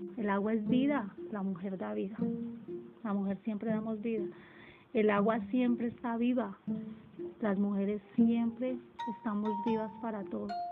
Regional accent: Belén, Boyacá, Colombia; soy natal de Boyacá, exactamente de Belén, Boyacá, un pueblito de esa zona

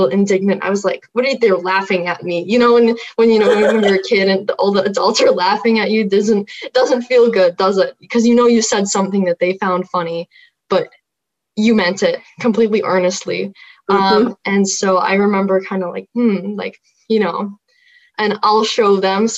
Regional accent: Houston, Texas, United States; I'm from the Houston area

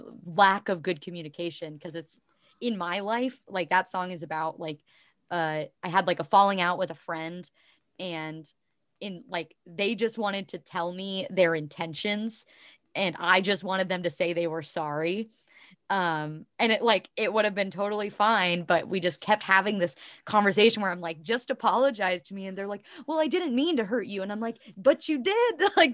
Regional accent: Ohio, United States; I am definitely Midwestern, but I identify as Appalachian because I grew up in like southeastern Ohio.

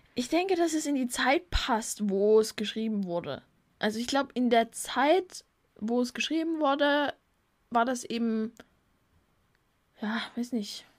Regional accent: Germany; bei uns in Deutschland

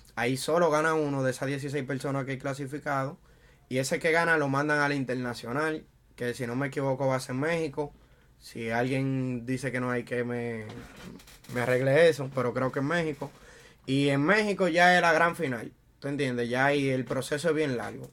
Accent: Santo Domingo, Dominican Republic; moved away as an adult; now in New York, United States; yo soy de República Dominicana, Santo Domingo. Y llegué aquí en el 2013.

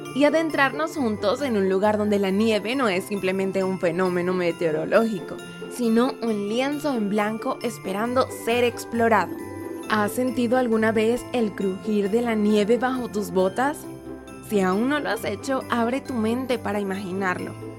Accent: Venezuela; en mi país, Venezuela

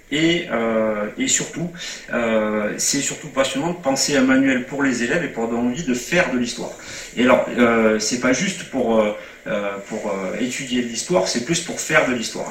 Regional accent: Montpellier, Occitania, France; quand on est provincial hein, comme moi, moi je suis montpelliérain

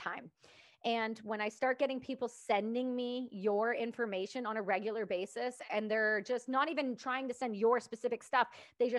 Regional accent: Canada; I'm just Canadian

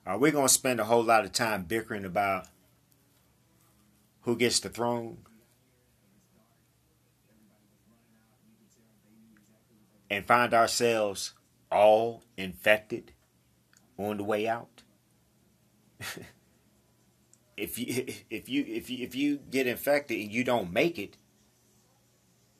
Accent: United States; Now, I'm from the United States. I live here in the United States. I'm a proud American.

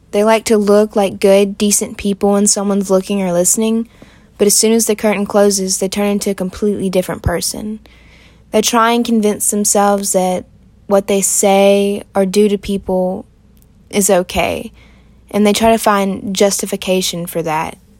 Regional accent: Aiken, South Carolina, United States; I'm from Aiken, South Carolina

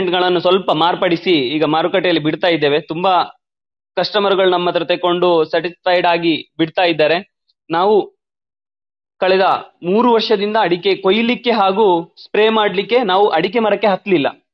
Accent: Balanja village, Belthangady taluk, Karnataka, India; ನಾನು ಬೆಳ್ತಂಗಡಿ ತಾಲೂಕಿನ ಬಳಂಜ ಗ್ರಾಮದ ಕುಲಂಜಿರೋಡಿ ಎಂಬಲ್ಲಿ ನನ್ನ ಹುಟ್ಟೂರು

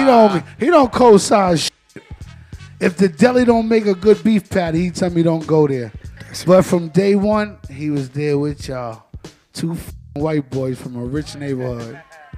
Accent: New York City, New York, United States; I'm from Flushing. I'm from Flushing.

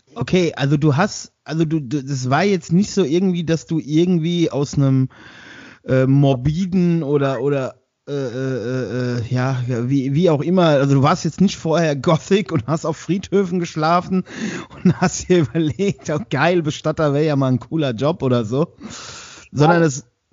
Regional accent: Westerwald, Germany; bei uns im Westerwald

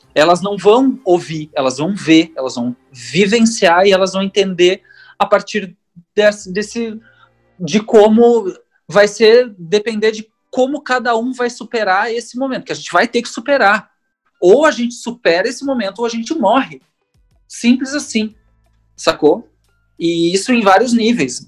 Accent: Porto Alegre, Rio Grande do Sul, Brazil; eu cresci tipo, né, tipo no Sarandi

